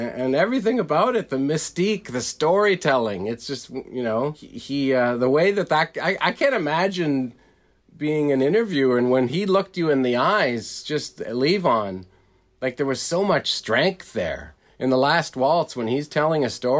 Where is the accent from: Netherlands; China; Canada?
Canada; Being Canadian